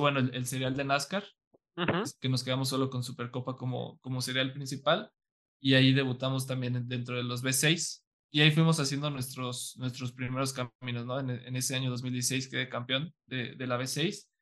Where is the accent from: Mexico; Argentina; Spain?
Mexico; San Luis Potosí; yo soy de San Luis